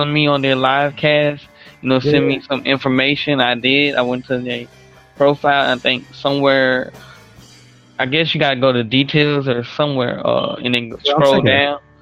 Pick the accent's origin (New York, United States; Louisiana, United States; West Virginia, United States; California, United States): Louisiana, United States; New Orleans; moved away as an adult; now in Memphis, United States; I'm from New Orleans, but you know, I live in Memphis now since the hurricane.